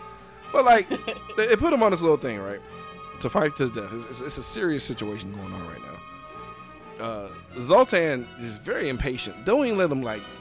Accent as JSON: {"language": "English", "region": "Mississippi", "country": "United States", "tie": "born or raised there", "said": "I grew up in Mississippi"}